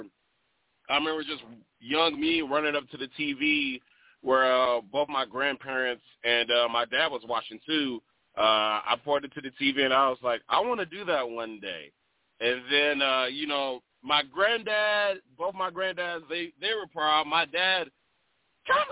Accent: Milwaukee, Wisconsin, United States; now in South Dakota, United States; I was born and raised in Milwaukee, Wisconsin

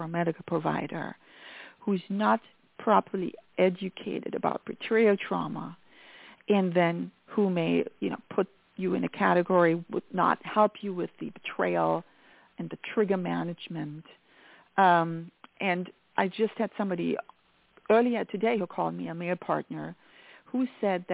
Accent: Germany; accent: German; English is a second language; moved away; I am very much from Germany

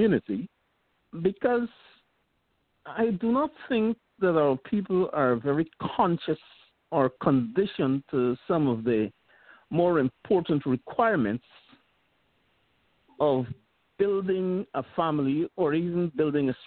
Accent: Guyana; also born or lived in Queens, New York; now in New York, United States; I am originally from Guyana

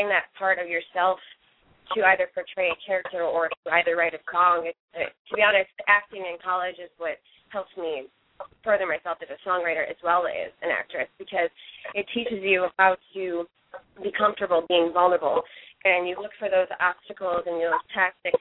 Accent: Rochester, New York, United States; moved away as an adult; now in New York City, United States; I'm actually from Rochester, New York

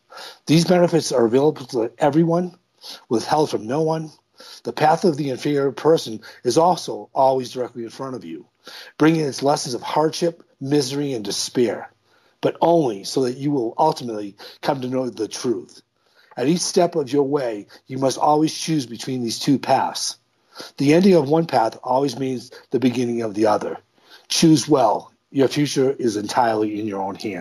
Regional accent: United States; as an American

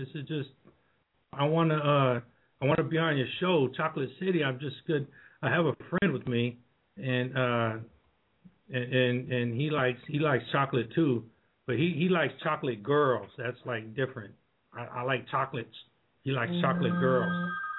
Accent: Hershey, Pennsylvania, United States; You know, I grew up in Hershey, Pennsylvania, and so chocolate was like one of my greatest things.

